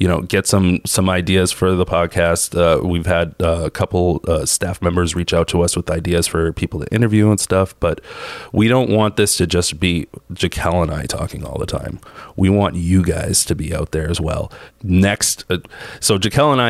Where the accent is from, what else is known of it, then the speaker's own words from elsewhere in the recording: Boston, Massachusetts, United States; I'm from South Boston